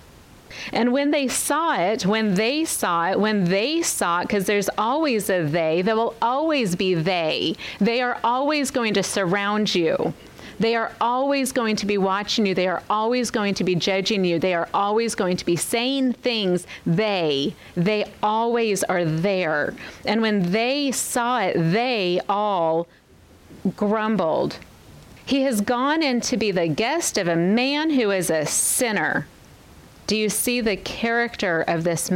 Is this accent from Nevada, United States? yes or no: yes; Las Vegas, Nevada, United States; I'm a desert baby. I grew up in Vegas.